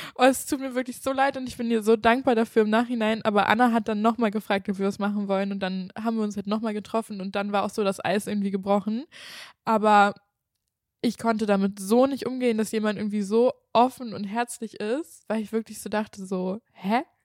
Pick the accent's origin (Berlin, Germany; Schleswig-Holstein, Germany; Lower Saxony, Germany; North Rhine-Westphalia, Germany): Schleswig-Holstein, Germany; Kiel; moved away; also born or lived in Cologne; ich komme ja eigentlich aus Kiel und ich war ja dann auch nach Köln gezogen